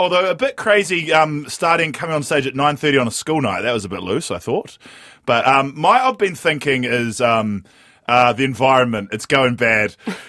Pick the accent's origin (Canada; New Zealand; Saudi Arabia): New Zealand; one of some of the darkest days I've faced as a New Zealander.